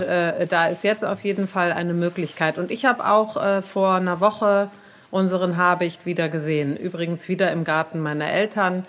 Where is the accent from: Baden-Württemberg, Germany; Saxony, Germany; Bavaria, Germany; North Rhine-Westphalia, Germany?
North Rhine-Westphalia, Germany; Cologne; in Braunsfeld, da wo ich herkomme